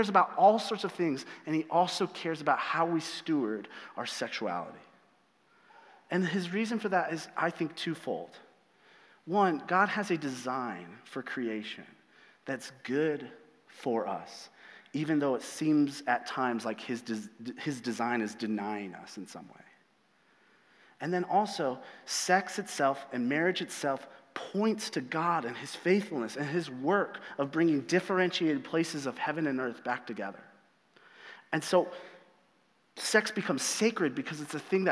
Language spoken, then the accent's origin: English; United States; the American church, the churches I grew up